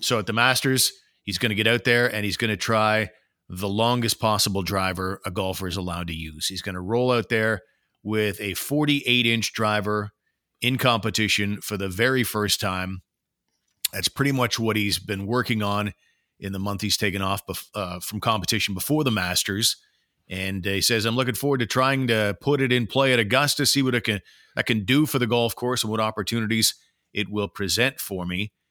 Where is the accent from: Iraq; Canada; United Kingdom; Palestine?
Canada; as a Canadian